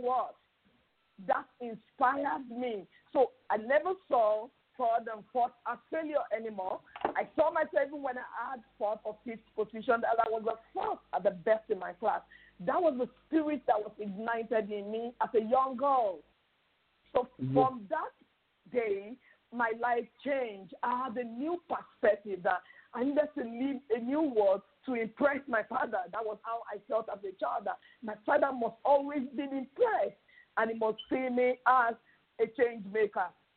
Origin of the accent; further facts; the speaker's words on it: South West Nigeria, Nigeria; now in Lagos, Nigeria; I'm a Nigerian, and I'm from the southwestern state in Nigeria.